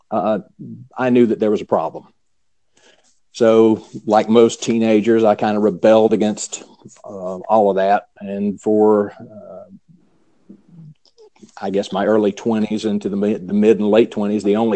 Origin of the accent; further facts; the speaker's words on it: the South, United States; I'm {S2} a Southern boy. I was born and bred in the South, you know, so you know, grew up in in uh, the conservative Baptist church